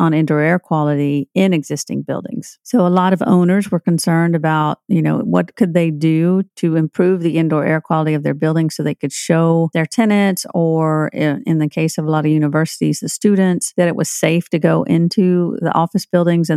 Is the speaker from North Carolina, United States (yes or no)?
no; Tennessee, United States; I'm from Tennessee